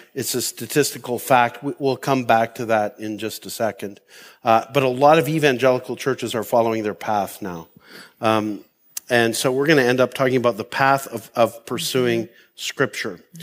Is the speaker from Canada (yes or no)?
yes; Canada; I've lived this mindset as a Canadian